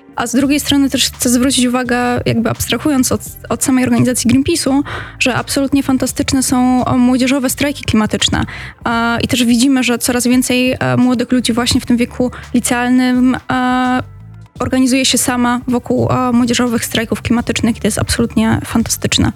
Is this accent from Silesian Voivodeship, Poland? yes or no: yes; Katowice, Silesian Voivodeship, Poland; ja akurat e, pochodzę z Katowic